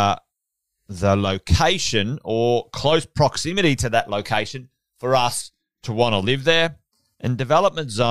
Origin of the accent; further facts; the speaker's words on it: Charters Towers, Queensland, Australia; moved away; I grew up in Charters Towers, just around the corner